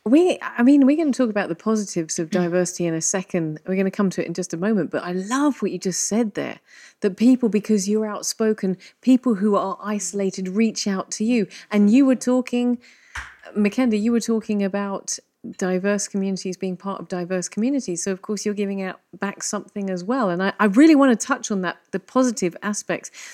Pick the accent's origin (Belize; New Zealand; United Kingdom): United Kingdom; England; now in Malta; I'm English